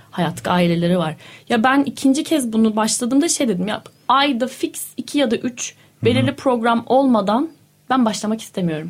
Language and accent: Turkish; Denizli, Turkey; moved away; also born or lived in Ankara; Yani ben şimdi Denizliliyim. Denizli'de doğdum, büyüdüm